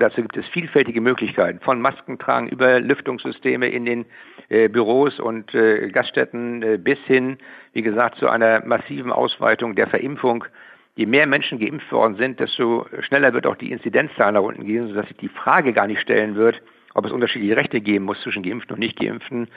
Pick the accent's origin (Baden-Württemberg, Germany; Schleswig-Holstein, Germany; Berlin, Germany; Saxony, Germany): Schleswig-Holstein, Germany; bei uns in Schleswig-Holstein